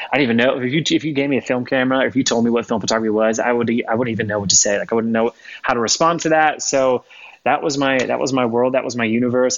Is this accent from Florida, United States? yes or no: yes; Florida, United States; moved away as an adult; also born or lived in Spokane, Washington; I grew up in Florida. Uh, so I'm from Florida originally